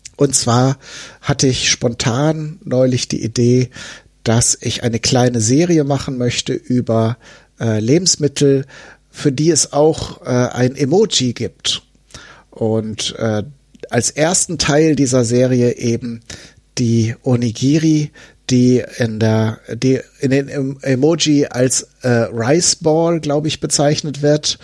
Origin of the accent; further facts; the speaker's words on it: Germany; hier bei uns in Deutschland